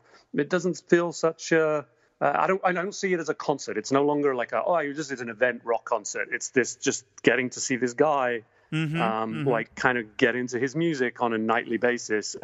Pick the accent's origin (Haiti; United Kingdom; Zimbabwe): United Kingdom; England; now in United States; I grew up in England